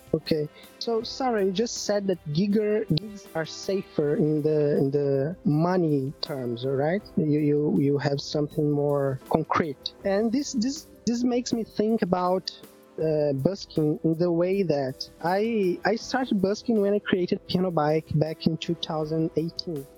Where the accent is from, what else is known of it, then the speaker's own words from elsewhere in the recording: Belo Horizonte, Minas Gerais, Brazil; English is a second language; now in Rio de Janeiro, Brazil; I'm I'm from Minas Gerais. My my home count, my home city is Belo Horizonte, from the state of Minas Gerais. But I live in Rio de Janeiro